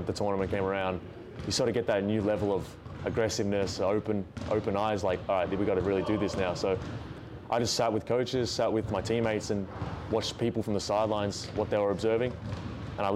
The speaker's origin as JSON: {"language": "English", "town": "Melbourne", "region": "Victoria", "country": "Australia", "moved": "as an adult", "lives_now": "Buies Creek, United States", "said": "I'm from Melbourne, city in Victoria."}